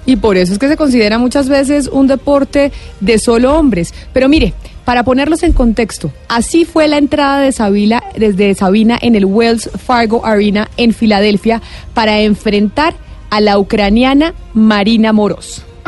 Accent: Colombia; nosotros como colombianos

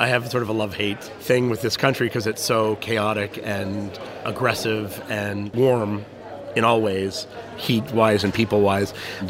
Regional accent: Ottawa, Ontario, Canada; moved away as an adult; also born or lived in Israel; now in Tel Aviv, Israel; I'm Canadian. I was born in Ottawa, lived in Ottawa most of my life, and then I came to Israel.

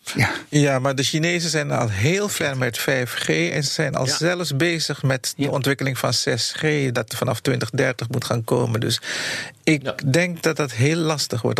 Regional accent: Netherlands; wij als Nederlanders

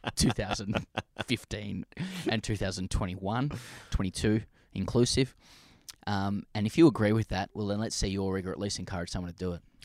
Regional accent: Australia; as an Aussie

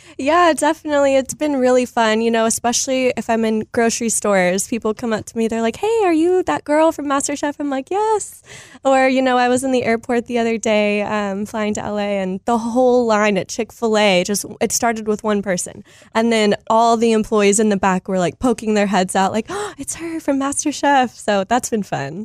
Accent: Texas, United States; I am Texan, born and raised

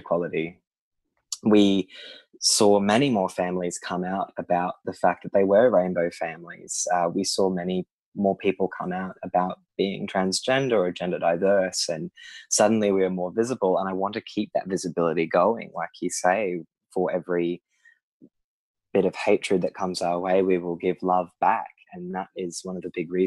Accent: Sydney, New South Wales, Australia; moved away as an adult; now in Brisbane, Australia; I grew up in a very progressive suburb of Sydney, Newtown

